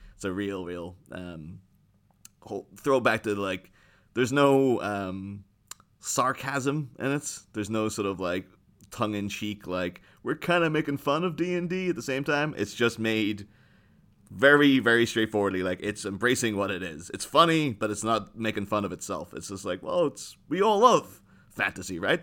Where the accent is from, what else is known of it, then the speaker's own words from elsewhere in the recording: Ireland; moved away; I grew up in Ireland